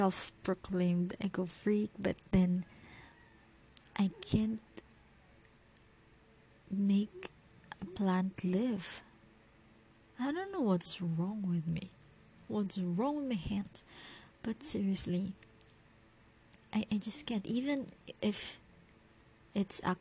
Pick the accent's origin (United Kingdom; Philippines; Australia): Philippines; As a Filipino